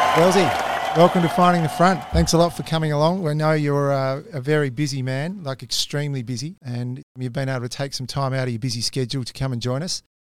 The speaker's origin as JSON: {"language": "English", "town": "Quairading", "region": "Western Australia", "country": "Australia", "tie": "born or raised there", "said": "we both grew up in Quaritting"}